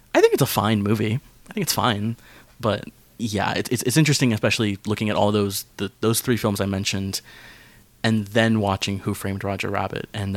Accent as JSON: {"language": "English", "country": "United States", "tie": "born or raised there", "said": "growing up in America"}